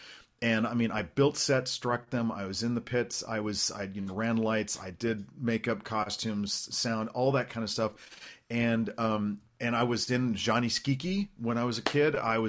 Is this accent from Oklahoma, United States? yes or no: yes; Norman, Oklahoma, United States; I was born in Oklahoma, in Norman, Oklahoma.